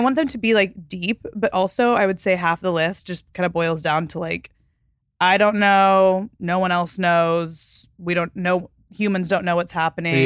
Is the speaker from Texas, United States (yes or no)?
yes; Fort Worth, Texas, United States; moved away as an adult; I'm from Texas